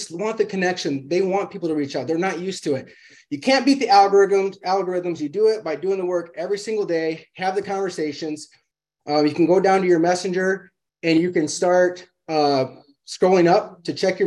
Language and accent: English; Illinois, United States; now in Arizona, United States; I'm from Illinois, ton of snow there. And that's why I live in Arizona now